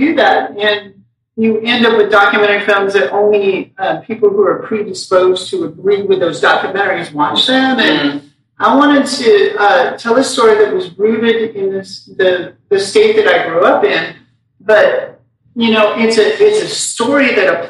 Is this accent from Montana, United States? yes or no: yes; Montana, United States; moved away; I grew up in Montana.